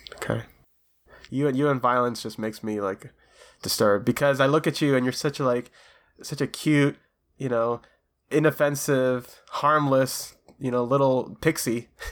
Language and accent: English; Florida, United States; here in Florida, my home, my home state